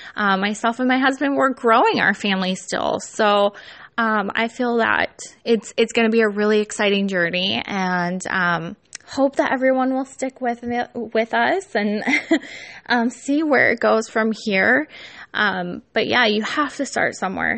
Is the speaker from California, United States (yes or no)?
yes; California, United States; now in Iowa, United States; I'm not from the Midwest, but I live in the Midwest. I am from Cali.